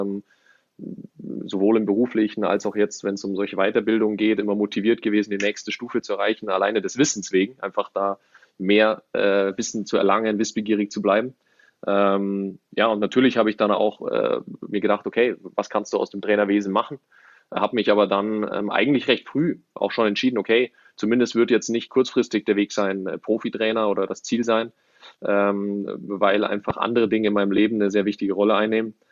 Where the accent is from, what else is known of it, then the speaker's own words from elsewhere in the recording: Ismaning, Bavaria, Germany; auch groß geworden in der Nähe von München, in Ismaning.